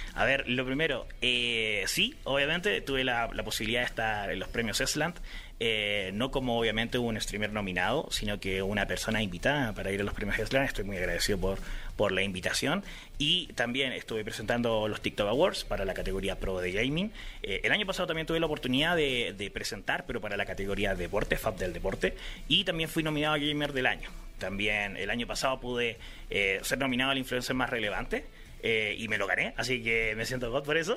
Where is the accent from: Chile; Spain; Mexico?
Chile